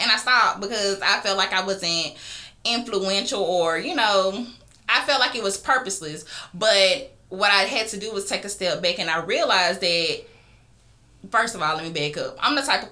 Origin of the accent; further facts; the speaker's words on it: Geneva, Georgia, United States; also born or lived in Columbus, Georgia; I'm really from a small town called Geneva, Georgia. But I lived in Columbus the same amount of time as I lived there